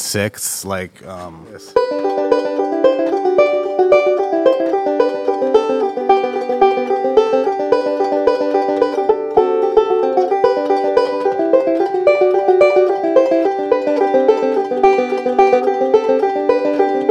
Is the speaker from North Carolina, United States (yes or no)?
yes; North Carolina, United States; I grew up in North Carolina, but kind of in a bubble of the Triangle area